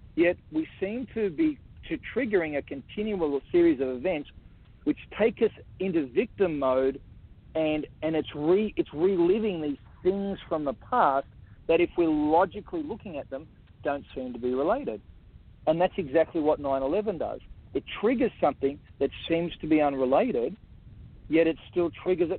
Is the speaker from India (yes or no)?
no; Australia; I'm Australian Aboriginal